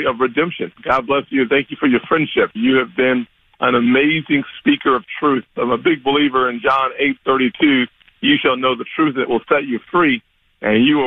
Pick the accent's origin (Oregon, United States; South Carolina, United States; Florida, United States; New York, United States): South Carolina, United States; I was growing up in South Carolina.